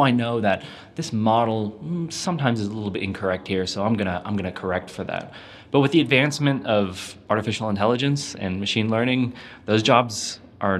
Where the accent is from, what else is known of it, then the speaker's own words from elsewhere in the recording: California, United States; now in New Zealand; I grew up in California